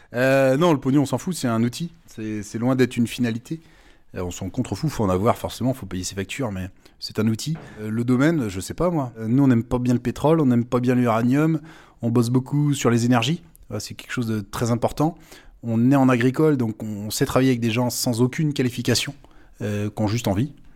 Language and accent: French; Sèvre et Maine, Pays de la Loire, France; now in Ancenis, France; je suis originaire du Sévramen, hein, plein quart du Muscadet